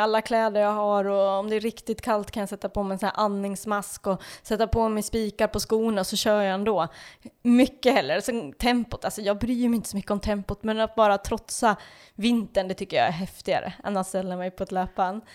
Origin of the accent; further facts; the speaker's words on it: Dalarna County, Sweden; also born or lived in Falun / Grövelsjön; jag är väl uppväxt i Dalarna så där är vi vana vid snö